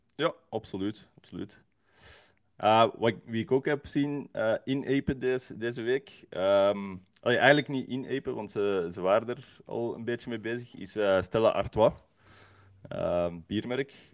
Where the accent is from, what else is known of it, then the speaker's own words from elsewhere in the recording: Leuven, Flanders, Belgium; als Leuvenaar